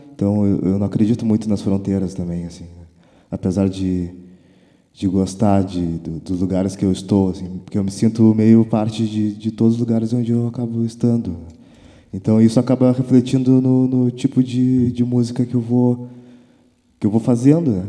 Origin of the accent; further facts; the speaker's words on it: Rio Grande, Rio Grande do Sul, Brazil; eu me identificar muito com com o lugar de onde eu venho, que é Rio Grande